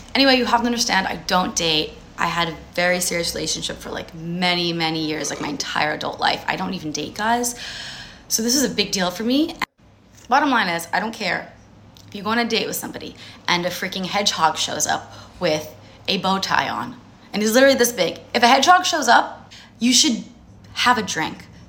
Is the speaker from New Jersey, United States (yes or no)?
yes; New Jersey, United States; I grew up in New Jersey, I'm Jewish.